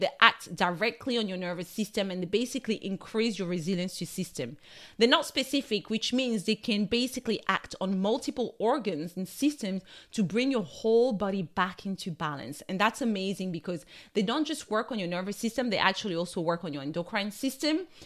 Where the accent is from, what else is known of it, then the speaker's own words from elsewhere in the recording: France; accent: French; My French accent is taking over